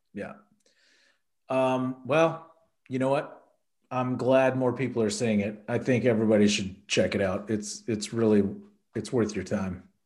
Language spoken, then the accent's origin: English; Houston, Texas, United States; I grew up in Houston